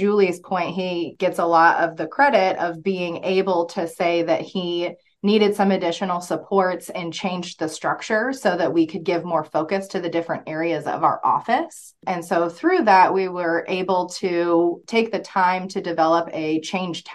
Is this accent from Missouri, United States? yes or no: yes; Springfield, Missouri, United States; I grew up in Springfield